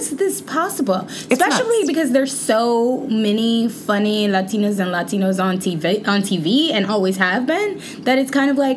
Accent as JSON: {"language": "English", "town": "Shreveport", "region": "Louisiana", "country": "United States", "said": "I'm from Shreveport, Louisiana, as you know, and they used to call like the area that I'm from like Southern Oklahoma"}